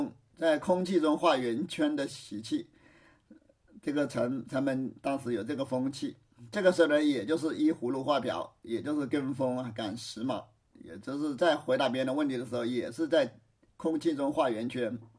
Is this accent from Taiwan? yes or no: no; China; 在我们中国，打辩论赛失败了，只是让他自己去反思，自领出去，就是自己收回自己的话，意思就是还是我们中国人文明呐。